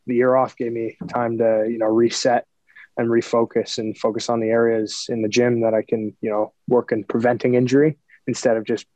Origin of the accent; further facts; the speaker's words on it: Toronto, Ontario, Canada; I'm from Scarborough, so Toronto is obviously an easy choice for me. I get to be around my family and friends